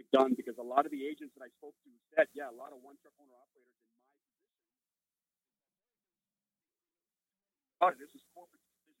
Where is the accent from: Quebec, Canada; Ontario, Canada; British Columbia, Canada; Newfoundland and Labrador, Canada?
Ontario, Canada; I started off with an office in Toronto because I'm from Ontario